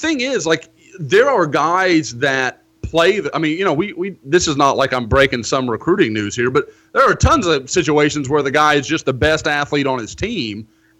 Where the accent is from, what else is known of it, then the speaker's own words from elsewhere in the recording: Oklahoma, United States; No, I grew up in Oklahoma.